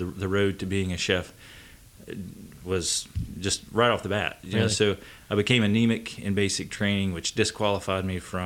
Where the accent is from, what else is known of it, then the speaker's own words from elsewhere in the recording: Bristol, Tennessee, United States; also born or lived in Orlando, Florida / San Diego, California / Naples, Italy; I grew up just north of Blackberry Farm from the Knoxville Maryville community, north in the Tri-Cities area, so Bristol, Tennessee. That was where basically I saw the light of day. stayed there until I was 18